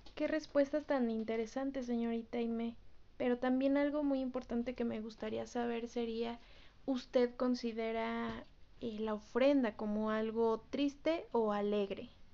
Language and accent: Spanish; Mexico; somos mexicanos y como mexicanos nunca debemos de olvidar pues el origen